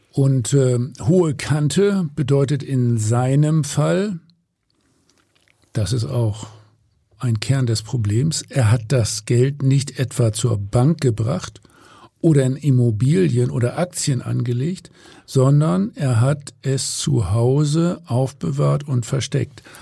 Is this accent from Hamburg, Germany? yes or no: yes; Hamburg, Germany; So, und als Hamburger sage ich jetzt natürlich mal Moin.